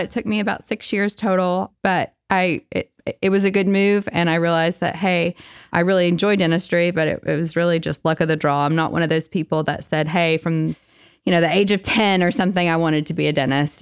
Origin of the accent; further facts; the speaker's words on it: Kingston, Tennessee, United States; also born or lived in Knoxville, Tennessee; I grew up in Kingston, Tennessee, so not too far down the road.